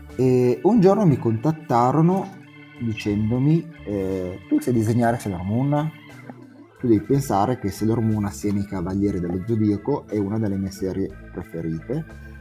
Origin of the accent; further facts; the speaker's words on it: Italy; ero italiano